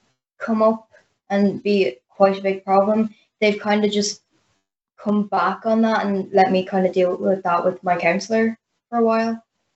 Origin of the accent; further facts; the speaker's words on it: Ireland; I'm 14 and I'm from Ireland.